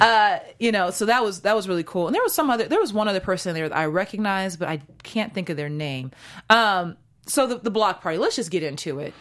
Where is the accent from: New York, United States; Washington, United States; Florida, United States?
Washington, United States; Seattle; now in Los Angeles, United States; I'm from Seattle